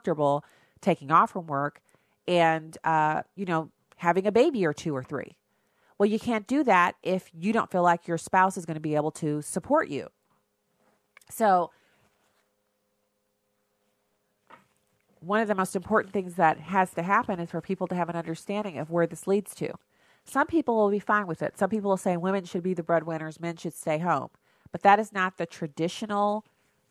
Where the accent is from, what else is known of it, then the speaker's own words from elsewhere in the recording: United States; I'm an American